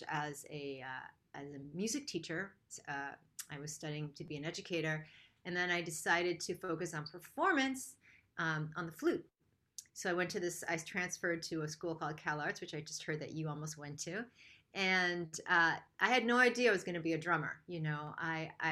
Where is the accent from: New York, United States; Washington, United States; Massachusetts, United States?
New York, United States; Rochester; I grew up in Rochester, New York.